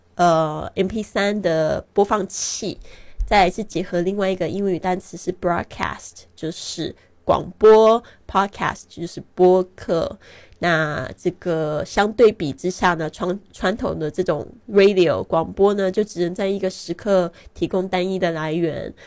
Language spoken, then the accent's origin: Chinese; Taiwan; moved away as an adult; also born or lived in Shanghai, China; now in Barcelona, Spain; 今年二零一九年呢，我是三十六岁，很多人都看不出我的年龄，因为我常常旅行，心情保持愉快，所以不会显老。我出生在台湾，但是呢，呃，其实我爸爸是在上海出生的